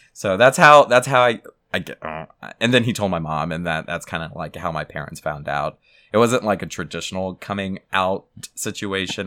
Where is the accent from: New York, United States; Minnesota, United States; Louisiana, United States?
Louisiana, United States; South; I was raised in South Louisiana